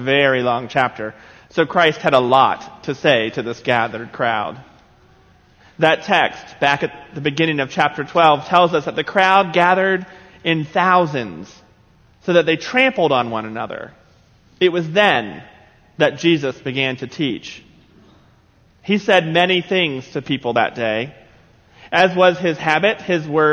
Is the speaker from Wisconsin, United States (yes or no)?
no; South Carolina, United States; growing up in South Carolina